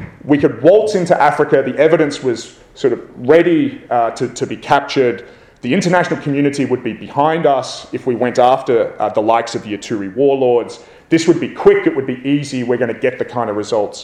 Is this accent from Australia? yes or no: yes; Australia; as an Aussie